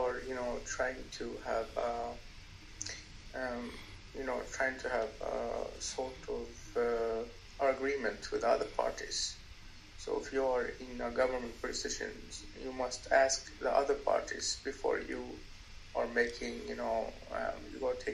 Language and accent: English; Stockholm, Stockholm County, Sweden; I'm from Stockholm, Sweden